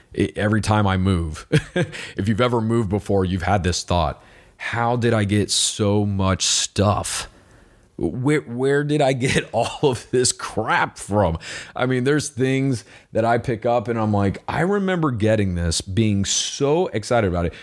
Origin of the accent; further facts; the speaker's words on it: United States; I am an American